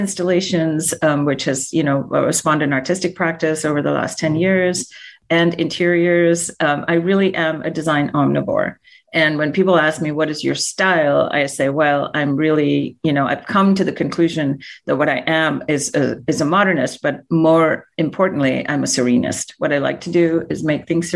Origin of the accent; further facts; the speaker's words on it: India; moved away as an adult; I was born and raised in India. I came to this country when I was 18 years old.